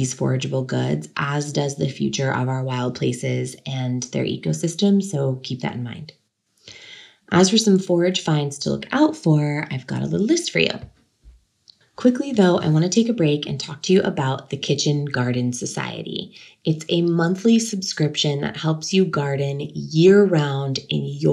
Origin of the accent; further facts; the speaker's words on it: Sebastopol, California, United States; In my hometown, Sebastopol, California, there was an annual Gravenstein Apple Festival that I grew up going to as a child